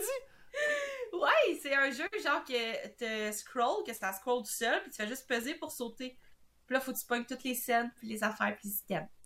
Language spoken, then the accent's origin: French; Montmagny, Quebec, Canada; quand je dis je viens de Québec, mais je viens vraiment pas de Québec, je viens de Montmagny